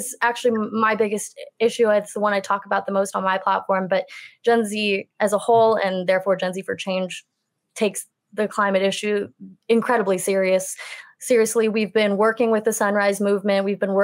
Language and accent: English; the Bay Area, California, United States; I grew up in the Bay